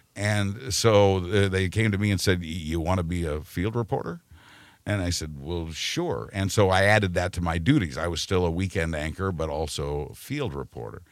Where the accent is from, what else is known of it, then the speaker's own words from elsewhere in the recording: Wichita, Kansas, United States; moved away as an adult; I was born and raised in Wichita, Kansas